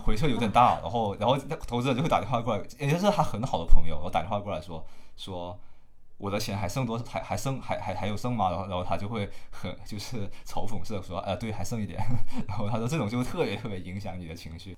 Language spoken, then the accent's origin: Chinese; Hainan, China; 我是海南人，然后那生活都在这里